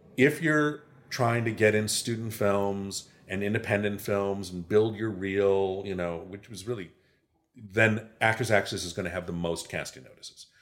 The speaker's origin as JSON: {"language": "English", "town": "Chicago", "region": "Illinois", "country": "United States", "tie": "born or raised there", "moved": "yes", "lives_now": "Los Angeles, United States", "said": "growing up in Chicago"}